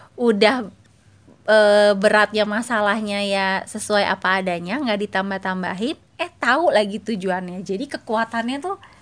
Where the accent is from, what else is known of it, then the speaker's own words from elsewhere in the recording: Cilegon, Banten, Indonesia; moved away as an adult; also born or lived in Jakarta; gue waktu kuliah gue dari Cilegon kuliah di Jakarta